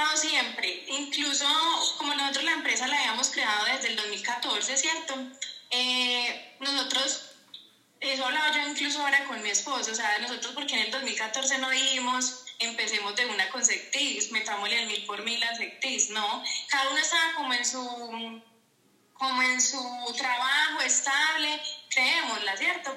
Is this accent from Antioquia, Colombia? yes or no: yes; Paisa, Antioquia, Colombia; also born or lived in Envigado, Antioquia; vivo en Envigado, Antioquia, eh, paisa, paisa.